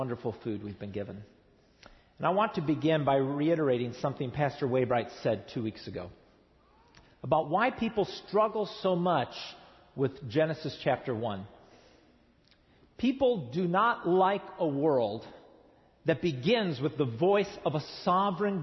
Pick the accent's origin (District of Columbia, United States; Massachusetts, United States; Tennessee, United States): Tennessee, United States; East; moved away as an adult; now in Southern California, United States; I come from East Tennessee, where we get 60 inches of rain a year